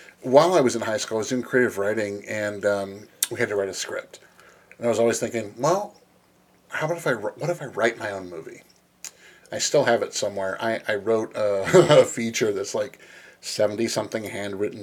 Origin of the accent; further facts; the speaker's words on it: Los Angeles, California, United States; moved away as an adult; now in Midwest, United States; I was born and raised in Los Angeles, and then I moved to the Midwest